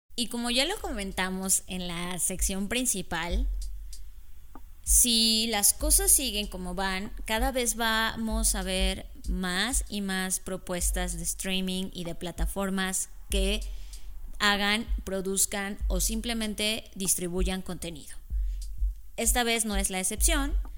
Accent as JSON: {"language": "Spanish", "country": "Mexico", "said": "como los mexicanos somos"}